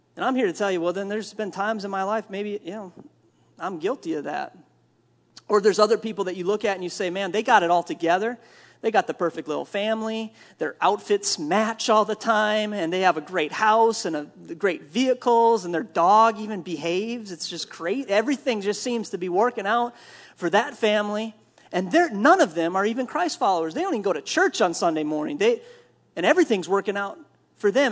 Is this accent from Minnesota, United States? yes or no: yes; Minnesota, United States; I'm from Minnesota